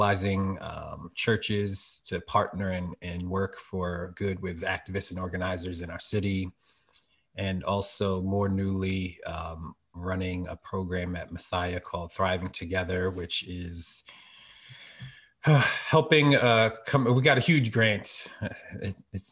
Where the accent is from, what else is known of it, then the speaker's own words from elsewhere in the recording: Philadelphia, Pennsylvania, United States; now in Harrisburg, United States; I'm really from Philly, and PK, a pastor's kid